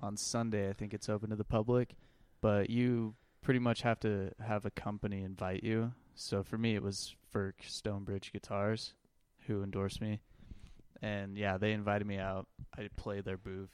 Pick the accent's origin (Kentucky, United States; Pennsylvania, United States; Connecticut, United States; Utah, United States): Utah, United States; Lehi; I'm from Lehigh, grew up in Lehigh